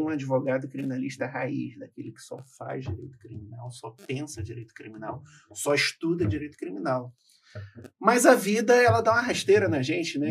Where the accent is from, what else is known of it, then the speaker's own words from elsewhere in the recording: Rio de Janeiro, Brazil; also born or lived in Espírito Santo; Eu não tive o privilégio de nascer no Rio de Janeiro, embora eu tenha passado a minha vida toda no Rio. Eu nasci no Espírito Santo e vim muito novo para o Rio de Janeiro.